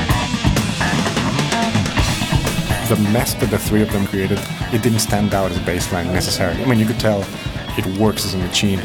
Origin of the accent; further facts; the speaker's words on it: Costa Rica; now in Manchester, United Kingdom; I was born in Costa Rica